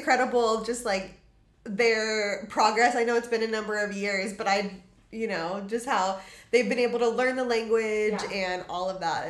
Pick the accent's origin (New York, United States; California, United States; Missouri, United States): California, United States; Los Angeles; also born or lived in Wilmington; born and raised in San Pedro.